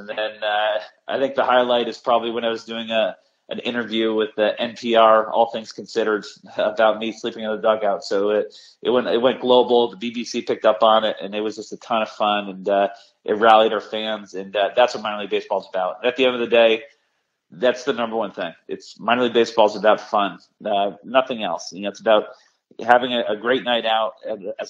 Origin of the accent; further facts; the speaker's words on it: Vermont, United States; now in Norwich, United States; I'm from Vermont